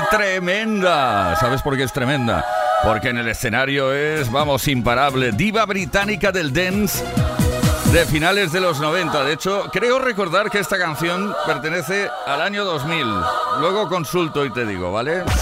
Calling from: Valencia, Valencian Community, Spain

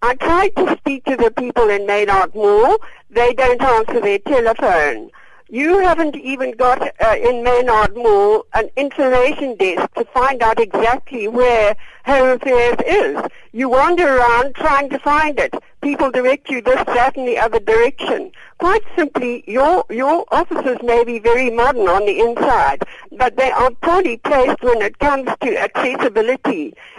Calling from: Cape Town, Western Cape, South Africa; Hello. I'm calling from Cape Town. I'm 78 years old.

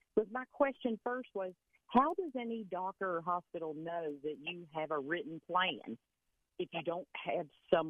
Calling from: Sarasota, Florida, United States

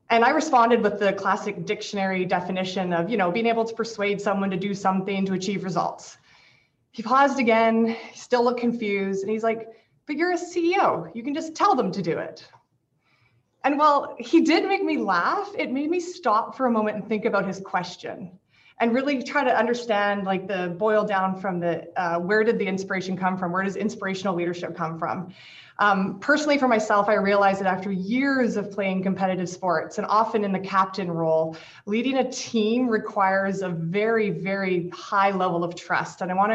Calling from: Victoria, British Columbia, Canada; I want to start by acknowledging I'm speaking today from the Lekwungen Traditional Territory, homeland of the Songhees and Esquimalt First Nations, over in sunny, beautiful Victoria.

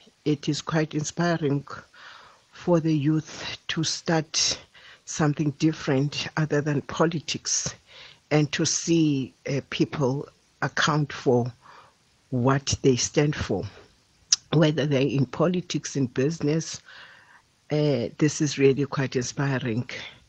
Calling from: Butterworth, Eastern Cape, South Africa; I'm calling from Butterworth.

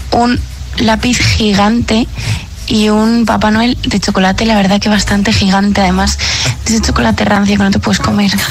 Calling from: Madrid, Community of Madrid, Spain; Soy … de Madrid

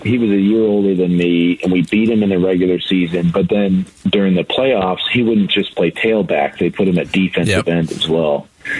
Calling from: Gilbert, Arizona, United States; Good morning, and I'm joining you from Gilbert, Arizona.

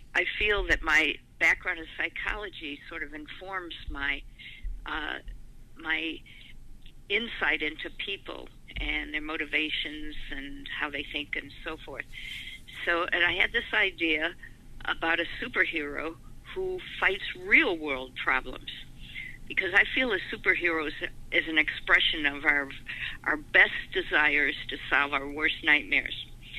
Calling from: Maui, Hawaii, United States; I am calling you from Maui in Hawaii.

